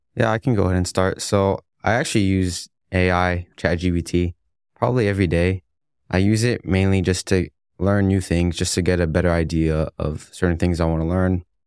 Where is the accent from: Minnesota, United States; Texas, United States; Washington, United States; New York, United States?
Texas, United States; McAllen; now in Dallas, United States; I'm from McAllen, Texas, but my parents are originally from Egypt.